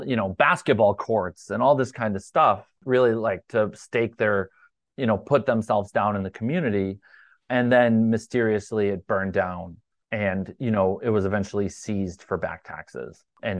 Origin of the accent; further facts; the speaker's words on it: Portland, Maine, United States; I'm from Portland